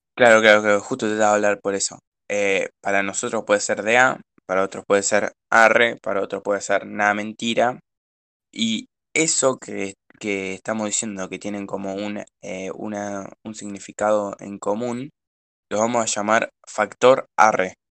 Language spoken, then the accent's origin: Spanish; Rosario, Santa Fe, Argentina; nosotros somos de Rosario